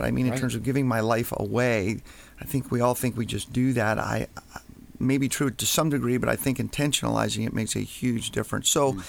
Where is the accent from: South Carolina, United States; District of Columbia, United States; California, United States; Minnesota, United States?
District of Columbia, United States; Washington; moved away as an adult; now in Baltimore, United States; originally from Washington, D.C. We were moved here to Baltimore about 31, going on 32 years ago.